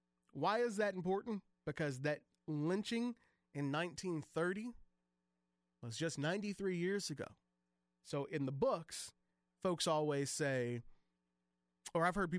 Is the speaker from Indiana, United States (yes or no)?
yes; Michigan City, Indiana, United States; That is my hometown